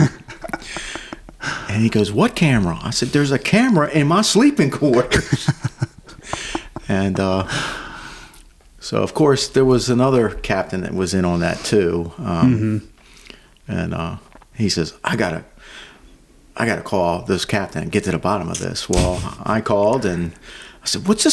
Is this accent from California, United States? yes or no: no; Davidsonville, Maryland, United States; I grew up in Anne Arundel County, right on the PG, Anne Arundel County line, okay. Davidsonville.